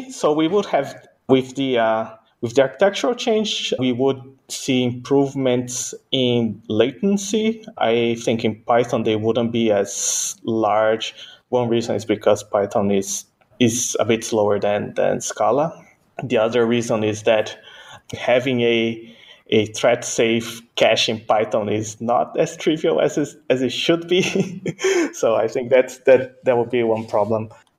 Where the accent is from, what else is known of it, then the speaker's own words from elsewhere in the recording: Brazil; born there; first language Portuguese; English is a second language; So my native language is actually Portuguese. So I was born in Brazil. I'm a Japanese Brazilian, so my native language is Portuguese. Second language is English.